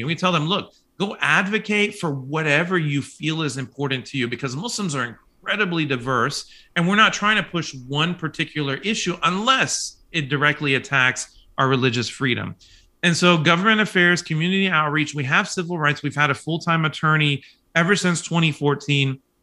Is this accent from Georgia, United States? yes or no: no; Kansas City, Kansas, United States; also born or lived in Manhattan, Kansas; now in Oklahoma, United States; I was born and raised in Kansas City, Kansas